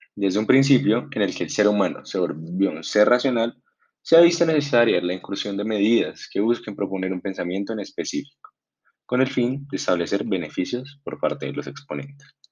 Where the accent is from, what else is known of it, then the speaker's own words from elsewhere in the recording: Colombia; como colombianos